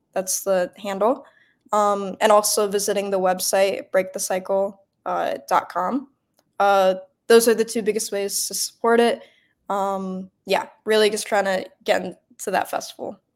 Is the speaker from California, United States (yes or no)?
no; Bloomfield Hills, Michigan, United States; moved away; also born or lived in New York; I'm from Metro Detroit. I'm about 30 minutes outside of the city from a suburb called Bloomfield Hills